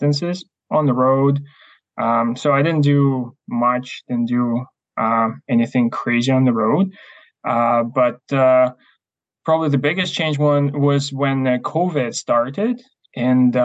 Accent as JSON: {"language": "English", "country": "Ukraine", "also_born_or_lived": "Canada", "second_language": "English", "moved": "as an adult", "lives_now": "Chilliwack, Canada", "said": "I'm originally from Ukraine, came to Canada just under 8 years ago."}